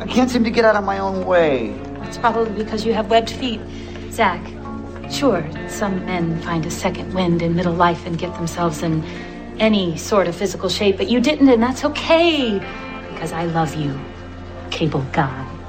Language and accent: English; Oklahoma, United States; I grew up in Oklahoma